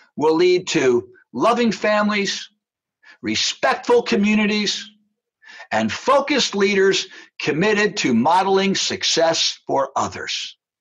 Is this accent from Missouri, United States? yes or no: no; New Jersey, United States; When I was growing up in New Jersey